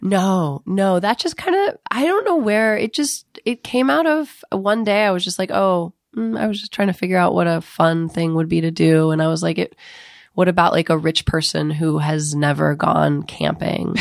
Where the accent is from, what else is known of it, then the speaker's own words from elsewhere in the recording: Ohio, United States; moved away; I'm from Ohio